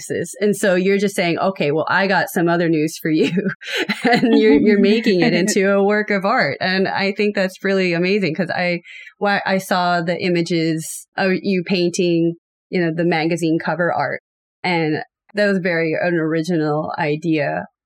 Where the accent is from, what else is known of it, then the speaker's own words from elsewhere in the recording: United States; now in Japan; I'm American, but I live in Japan